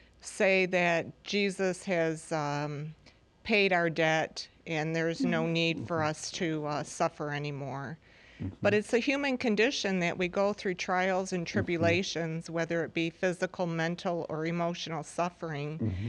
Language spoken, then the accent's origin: English; Detroit, Michigan, United States; I'm from Detroit, Michigan.